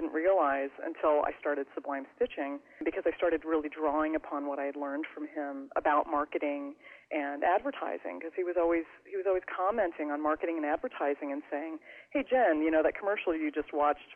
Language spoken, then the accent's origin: English; United States; moved away as an adult; also born or lived in Kansas City / Lawrence, Kansas / Paris, France; now in Austin, United States; I grew up on the Iowa-Illinois border. I grew up in a really small farming town right outside the Quad Cities